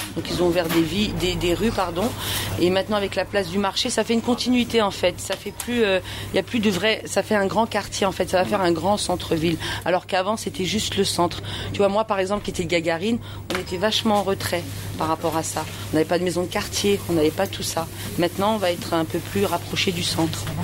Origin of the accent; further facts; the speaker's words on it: Romainville, Île-de-France, France; also born or lived in Algeria; je suis romain-villoise depuis. Euh, j'ai 41 ans, je suis née en Algérie, mhm. je suis arrivée, j'avais 3 ans.